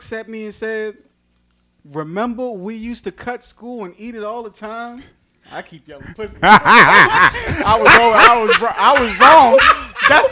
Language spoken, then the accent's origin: English; New York, United States; moved away; I'm from New York